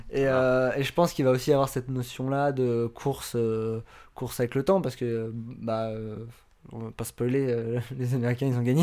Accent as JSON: {"language": "French", "country": "France", "said": "en tant que Français"}